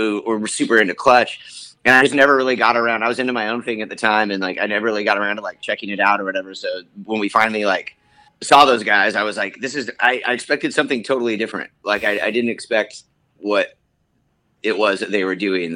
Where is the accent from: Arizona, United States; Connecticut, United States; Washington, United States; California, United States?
Washington, United States; Bellingham; born or raised there; also born or lived in Mount Vernon, Washington / Seattle, Washington